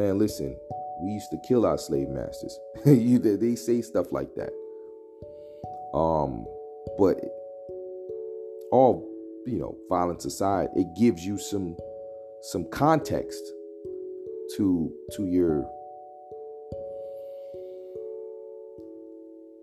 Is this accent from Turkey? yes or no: no; Guyana; now in United States; I'm from Guyana